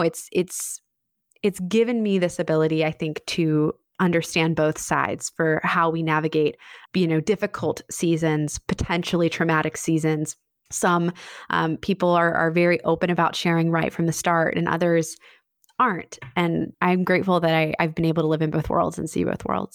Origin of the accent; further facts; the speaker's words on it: Annapolis, Maryland, United States; a budding wedding photography business in my hometown of Annapolis